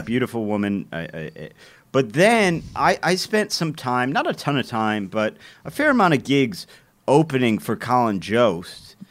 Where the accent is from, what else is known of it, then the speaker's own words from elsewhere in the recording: Cleveland, Ohio, United States; my hometown